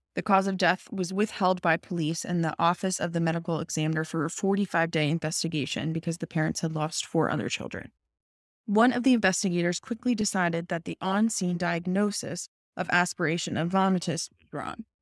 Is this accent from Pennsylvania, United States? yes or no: yes; Philadelphia, Pennsylvania, United States; moved away; I am from Philadelphia